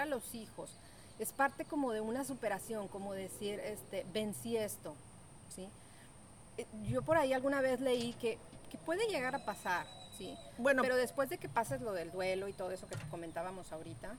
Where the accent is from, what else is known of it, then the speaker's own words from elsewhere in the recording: Mexico; estamos pensando como mexicanos